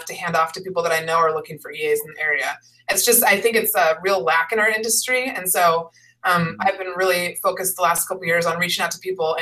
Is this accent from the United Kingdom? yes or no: no; Seattle, Washington, United States; I grew up in the Seattle area, and all my family's here